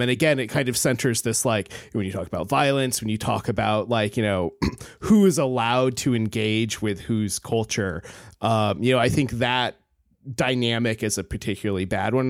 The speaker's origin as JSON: {"language": "English", "region": "Alaska", "country": "United States", "said": "I come from Alaska"}